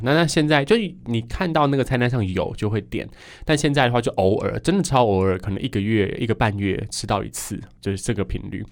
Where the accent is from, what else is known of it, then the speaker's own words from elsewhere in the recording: Yilan County, Taiwan; 宜兰人真的是非常非常喜欢吃面食的一个族群，所以我们才会这么水肿吧